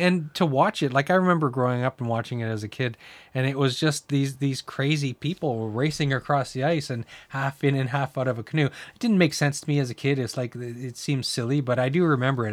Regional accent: New Brunswick, Canada; I grew up in New Brunswick

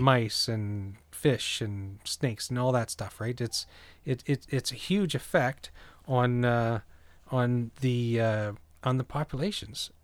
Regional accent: New Brunswick, Canada; now in Ontario, Canada; growing up in New Brunswick, and I'm currently in Ontario

